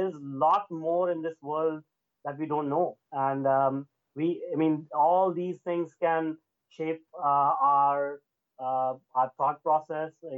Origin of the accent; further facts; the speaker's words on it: India; now in Vancouver, Canada; I was born and brought up in India